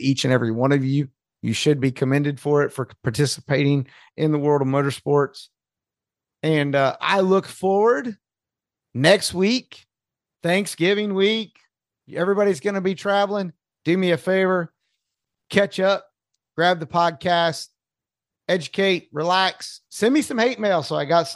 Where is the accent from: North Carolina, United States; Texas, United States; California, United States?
North Carolina, United States; I'm from North Carolina, and that's just not how we say it in North Carolina